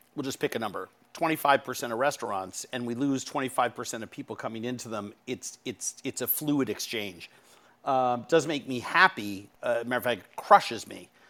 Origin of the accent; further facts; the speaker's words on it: New York City, New York, United States; I'm from New York City